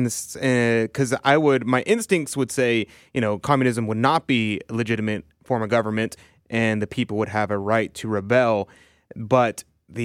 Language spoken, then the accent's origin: English; United States; being a Catholic, you know, we don't want to be revolutionaries. In fact, we want to be counter-revolutionaries. But at the same time, as an American